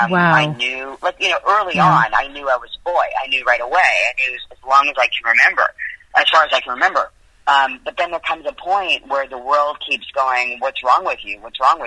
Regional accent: Vancouver, British Columbia, Canada; moved away as an adult; also born or lived in Winnipeg / Toronto; now in Los Angeles, United States; I was born in Winnipeg, in Canada

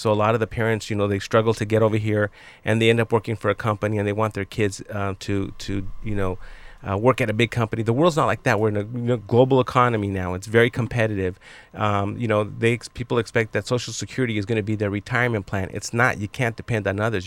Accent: Los Angeles, California, United States; I grew up in East Los Angeles in Boyle Heights

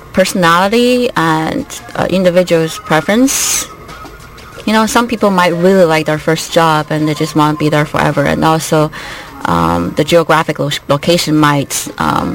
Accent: China; English is a second language; moved away as an adult; also born or lived in Canada; now in Colorado, United States; China is nice, it's my home country

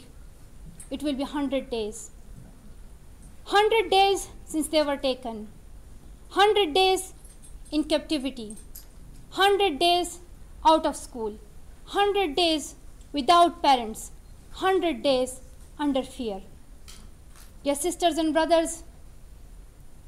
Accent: Swat Valley, Khyber Pakhtunkhwa, Pakistan; my life in the beautiful valley of Swat in Pakistan

